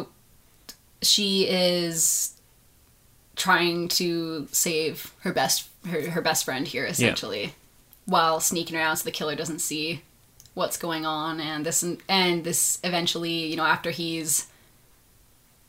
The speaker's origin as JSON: {"language": "English", "country": "Canada"}